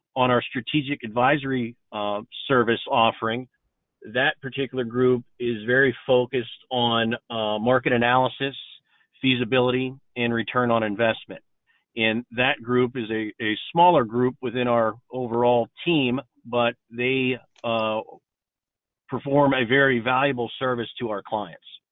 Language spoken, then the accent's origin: English; Pittsburgh, Pennsylvania, United States; moved away as an adult; now in North Carolina, United States; I'm actually born and raised in Pittsburgh, Pennsylvania